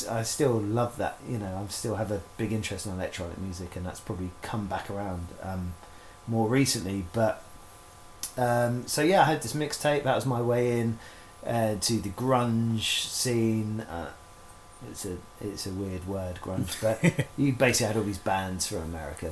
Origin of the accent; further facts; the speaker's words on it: Isle of Wight, South East England, United Kingdom; also born or lived in Portsmouth; On the Isle of Wight, where I'm from, you have high school still